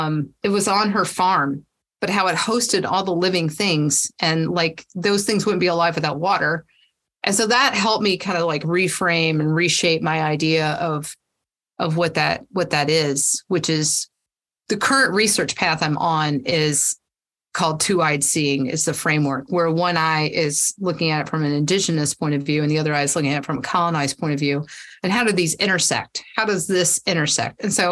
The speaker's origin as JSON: {"language": "English", "region": "Georgia", "country": "United States", "tie": "born or raised there", "also_born_or_lived": "South Carolina", "said": "I mean, I grew up in Georgia, South Carolina. I've been Virginia, all over the place."}